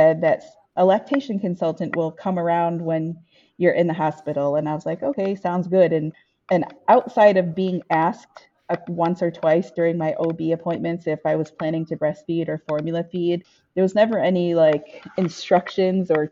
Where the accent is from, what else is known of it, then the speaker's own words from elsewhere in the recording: Michigan, United States; I am from Michigan, and I was born and raised in my community of Ojibwe and Odawa people. So I grew up around the reservation where my family is from